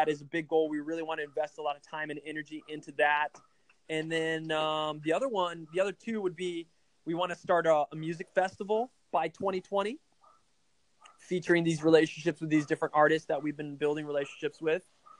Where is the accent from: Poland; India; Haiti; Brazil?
Brazil; now in United States; Well, I am not 100% American. I was born and raised in South America in Brazil, and my parents were missionaries there.